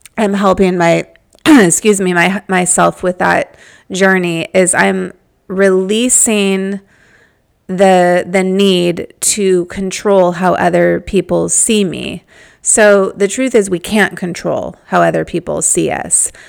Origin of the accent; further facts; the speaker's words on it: Malibu, California, United States; I'm from Malibu